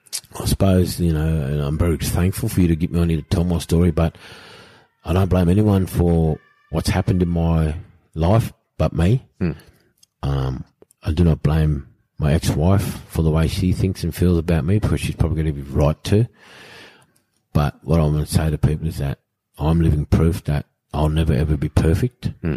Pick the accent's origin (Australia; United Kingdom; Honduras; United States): United Kingdom; England; accent: pommy; I know I've got a shit pommy accent.